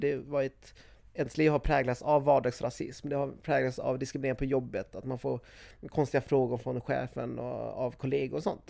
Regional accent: Sweden; jag är från Sverige

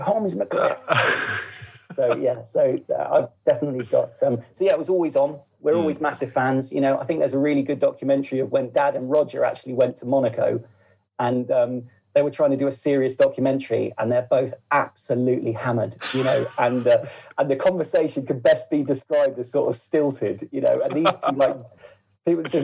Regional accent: Woking, South East England, United Kingdom; we're from Woking, you know, originally my family's from Woking

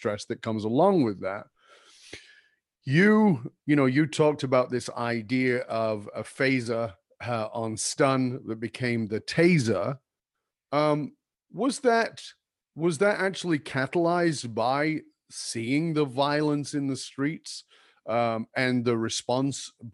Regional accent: United Kingdom; moved away as an adult; also born or lived in Australia; now in North America; I was born in the UK and I lived in the UK till I was 21 years old

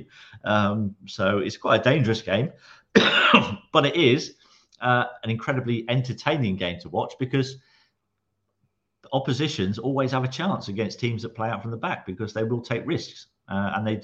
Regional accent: Guernsey; moved away; I grew up in Guernsey, on the beaches of Guernsey

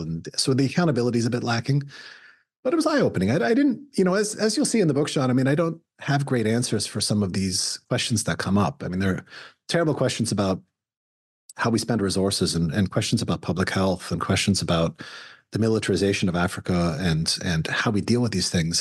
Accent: Canada; now in United States; I'm, I'm an immigrant to the United States. I'm a Canadian, American.

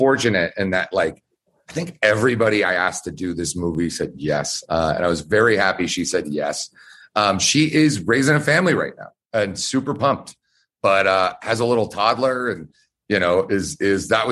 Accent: Georgia, United States; moved away; I'm from Georgia

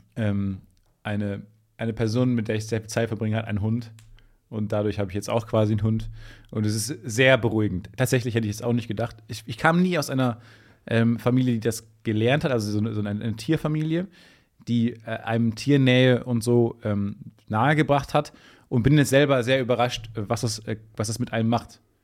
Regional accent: Dortmund, North Rhine-Westphalia, Germany; accent: Ruhrpott; moved away as an adult; now in Cologne, Germany; Ich komme aus der Ecke von Dortmund

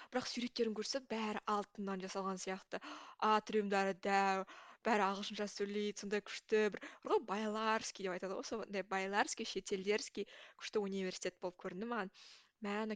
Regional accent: Koshmambet, Almaty Region, Kazakhstan; accent: southern dialect; moved away as an adult; also born or lived in Budapest, Hungary / Barcelona, Spain; now in Paris, France; жасым жиырма төртте ә, мен қазақстандағы алматы қаласының қошмамбет ауылының тумасымын өзім ауылдың қызымын

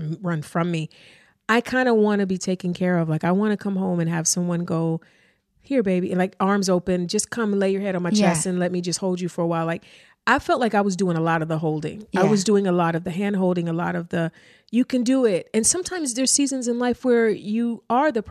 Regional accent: East Cleveland, Ohio, United States; I grew up in East Cleveland. I grew up not with a lot

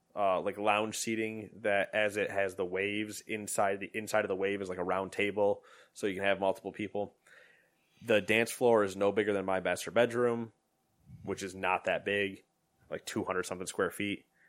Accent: New York, United States; "Where are you from?" We're like, "New York."

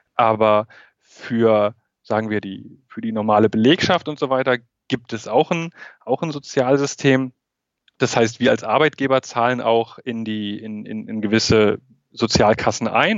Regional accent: Germany; moved away as an adult; now in Beijing, China; da, wo ich herkomme, da, wo meine Wurzeln sind, das ist immer noch Deutschland und das ist meine Heimat

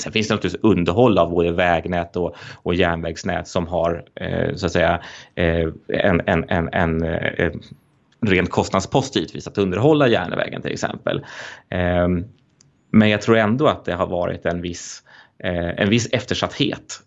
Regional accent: Stockholm, Stockholm County, Sweden; jag är uppvuxen eh, i, i Stockholm eh, och har bott här nästan hela mitt liv

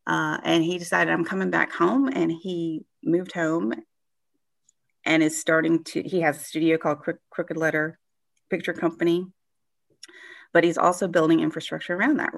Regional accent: Mississippi, United States; I didn't originate here in Mississippi, but I've been here most of my life.

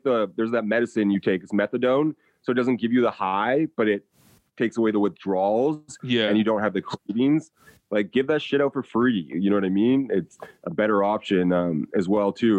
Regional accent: United States; being an American

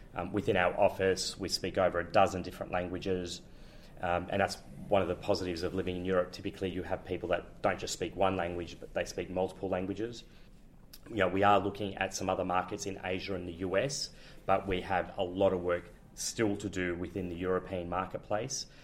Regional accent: Melbourne, Victoria, Australia; moved away as an adult; now in Amsterdam, Netherlands; I'm originally from Melbourne. I'm a Melbourne boy, uh, in fact, from uh, Richmond.

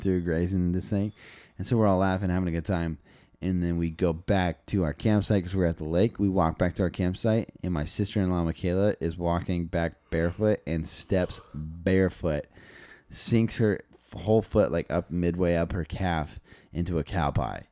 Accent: Las Vegas, Nevada, United States; I grew up in Vegas

